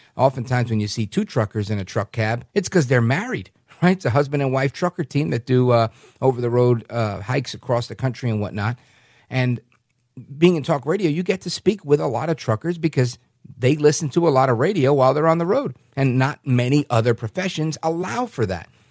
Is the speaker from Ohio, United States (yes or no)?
no; New York City, New York, United States; moved away; I'm originally from New York City